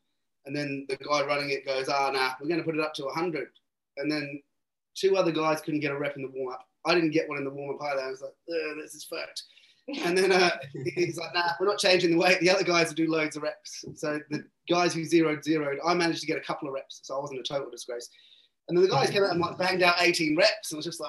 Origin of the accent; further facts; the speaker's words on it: Birmingham, West Midlands, United Kingdom; moved away as an adult; also born or lived in Cornwall; now in Australia; Born in Birmingham, lived there till I was 11, moved down to Cornwall